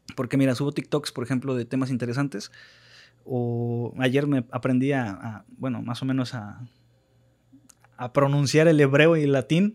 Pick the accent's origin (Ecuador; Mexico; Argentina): Mexico; como mexicanos